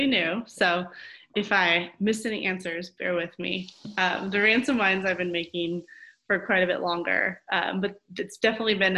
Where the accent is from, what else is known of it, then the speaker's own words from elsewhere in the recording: Oregon, United States; I am born and raised in Oregon, and my family has actually been farming the same farm for over 100 years